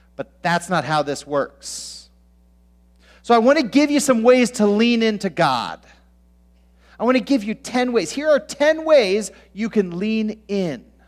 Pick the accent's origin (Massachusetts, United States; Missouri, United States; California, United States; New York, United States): California, United States; Southern; now in Minnesota, United States; I grew up in Southern California where there's basically just two seasons